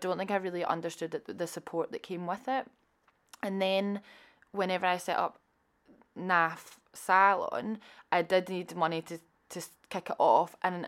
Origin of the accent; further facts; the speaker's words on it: Scotland, United Kingdom; I think growing up in Scotland, you hear about Prince's Trust, Business Gateway, Scottish Enterprise.